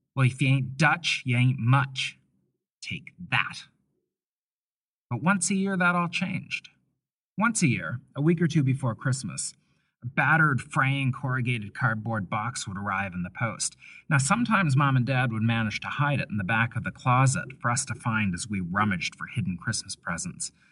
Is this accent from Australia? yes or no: no; Bible Hill, Nova Scotia, Canada; I grew up in Canada, and I feel Canadian.